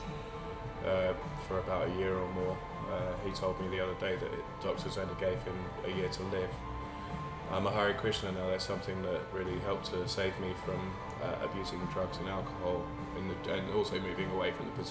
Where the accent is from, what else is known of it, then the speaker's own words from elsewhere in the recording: Colchester, East of England, United Kingdom; moved away as an adult; now in Canterbury, United Kingdom; I'm from Essex originally